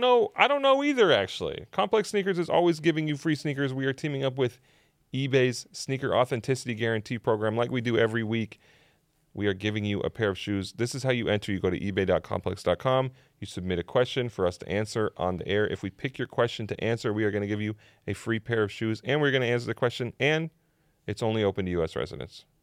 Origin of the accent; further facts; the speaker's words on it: Idaho, United States; moved away; having grown up there and, and spent a, a decent chunk of my life there